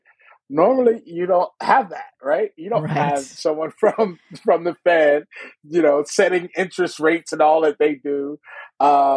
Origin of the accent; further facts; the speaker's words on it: Philadelphia, Pennsylvania, United States; Growing up in Philadelphia